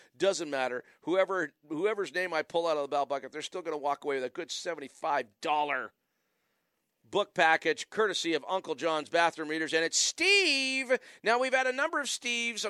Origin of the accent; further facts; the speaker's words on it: Wallaceburg, Ontario, Canada; now in Ottawa, Canada; I was born in Wallaceburg, Ontario